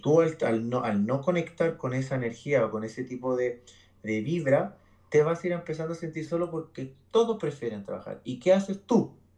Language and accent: Spanish; Santiago, Santiago Metropolitan Region, Chile; moved away as an adult; now in Brisbane, Australia; en, Chile, porque soy, chileno